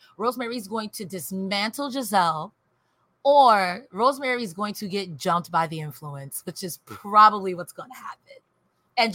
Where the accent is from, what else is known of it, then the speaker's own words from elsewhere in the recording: New York, United States; I'm from New York.